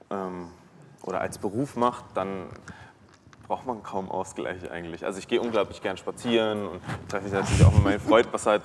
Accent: Berlin, Germany; born there; ich bin ja ein Großstadtmensch, ich bin hier geboren, ich bin in Berlin geboren, zwischen Kotti und Kudamm.

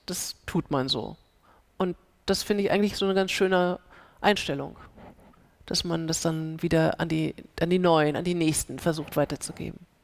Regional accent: Germany; first language German; also born or lived in United States; Weil Deutsch meine Sprache ist und weil dieses äh, Land mein Land ist

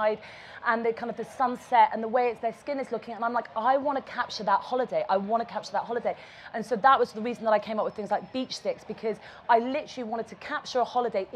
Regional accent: Ibiza, Balearic Islands, Spain; moved away; also born or lived in England; I was brought up in Ibiza, I was living in England, I was at boarding school

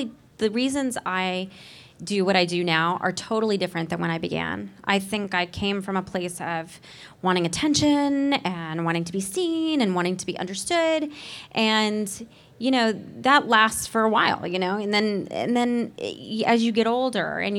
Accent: Nashville, Tennessee, United States; I grew up in Nashville, Tennessee, with parents who were a doctor and a nurse

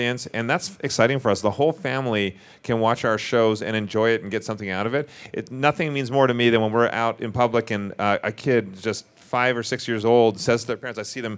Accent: Vancouver, British Columbia, Canada; moved away as an adult; now in Las Vegas, United States; We're from Vancouver originally, so we are Canadian, but we shoot more in the U.S. than we do in Canada

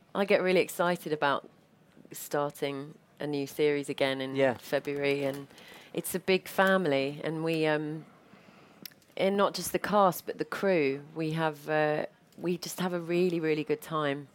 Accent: United States; now in London, United Kingdom; I'm an American living in London

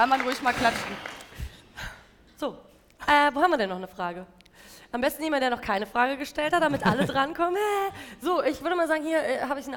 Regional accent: Hesse, Germany; Hi. Ähm, ich komme aus der Nähe von Frankfurt und wir gehen die letzten zwei Jahre eigentlich immer nach Frankfurt aufs Konzert.

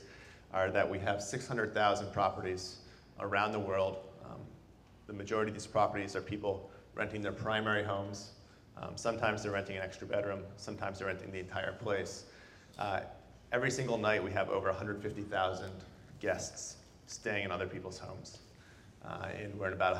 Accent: Boston, Massachusetts, United States; moved away as an adult; now in San Francisco, United States; I'm originally from Boston, and I moved out here to work

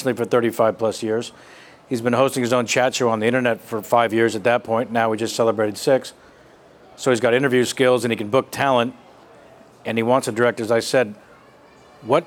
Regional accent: San Francisco, California, United States; also born or lived in Los Angeles; my hometown, San Francisco

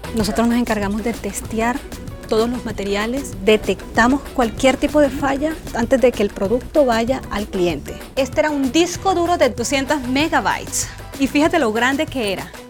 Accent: Bucaramanga, Santander, Colombia; moved away as an adult; now in United States; Nací en Colombia, en una ciudad que se llama Bucaramanga.

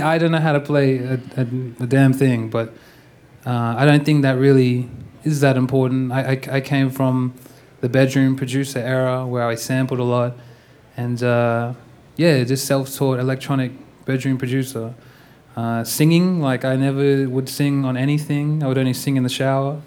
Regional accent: Perth, Western Australia, Australia; I'm from Australia, Perth, Western Australia

